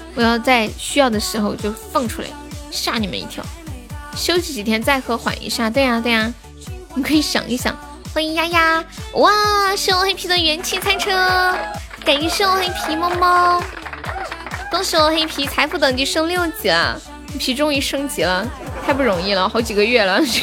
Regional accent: Sichuan, China; accent: Sichuanese; 我们四川话说 Happy 是这么说的

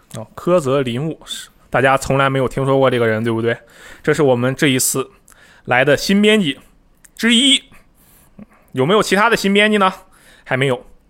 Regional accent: Harbin, Heilongjiang, China; moved away; 你如果你来我的家乡哈尔滨的话，你就能感受到真正的东北风情

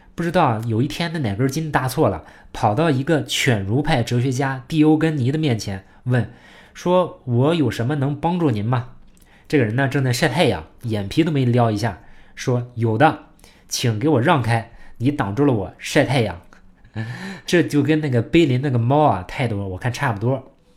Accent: China; 我们中国人

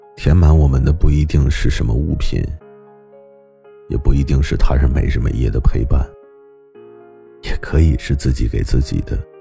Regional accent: northern China, China; 因为我出生在北方，我们这里呢是没有大海的

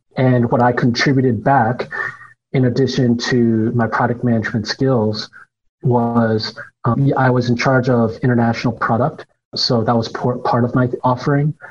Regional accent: United States; moved away as an adult; also born or lived in China; I am an American born Chinese, although I had lived in China for quite a while

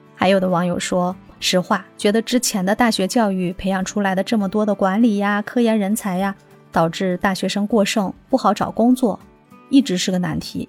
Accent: China; 展现着我们中国人民爱好和平

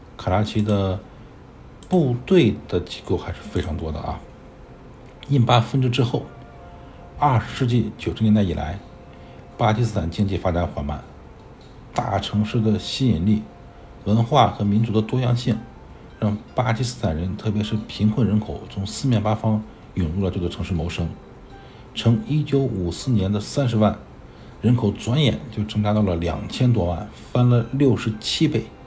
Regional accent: rural Northeast China, China; 我小时候生活在东北农村

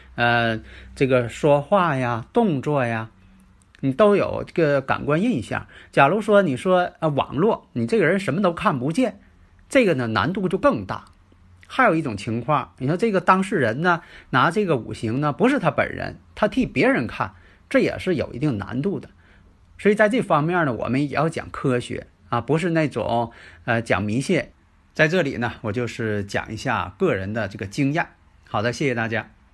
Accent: Northeast China, China; accent: Northeastern-style Mandarin; 因为我这个口音呢，是东北市的这个普通话

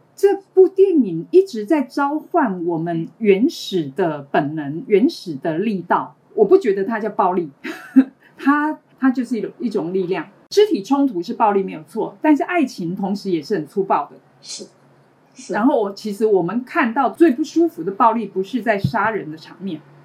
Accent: Taiwan; 我是来自台湾的

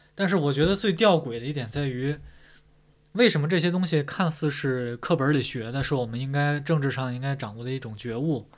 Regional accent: China; 我们中国人

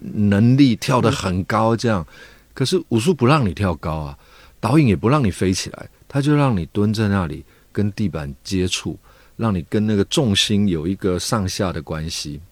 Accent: Taipei, Taiwan; 其实我小时候在台北一个老城区长大， 那那个老城区就是，呃，龙蛇杂处什么都有， 红灯区啊，然后乞丐啦，讨生活的那种江湖的人啊，或者是卖东西的人

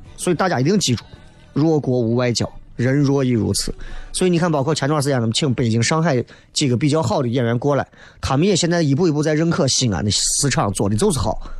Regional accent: Xi'an, Shaanxi, China; 作为西安人

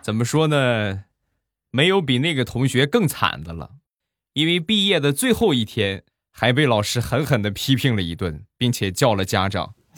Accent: Rizhao, Shandong, China; 我们家乡的特产——日照绿茶

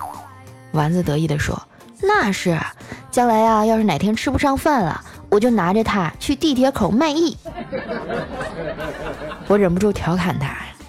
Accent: northern China, China; 这是我们北方的方言

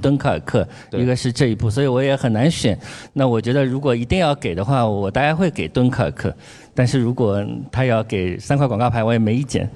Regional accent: Shanghai, China; 我们上海人说花菜鸡的地方

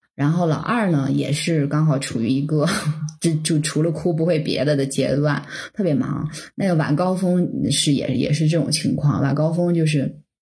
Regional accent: northern China, China; 我是从小生活在北方

